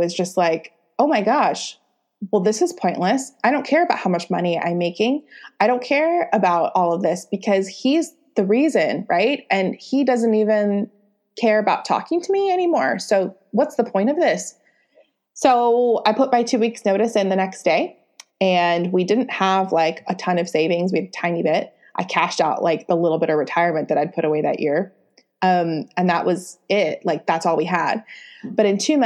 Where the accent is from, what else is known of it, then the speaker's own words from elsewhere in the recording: San Diego, California, United States; I'm from San Diego. That's where we were based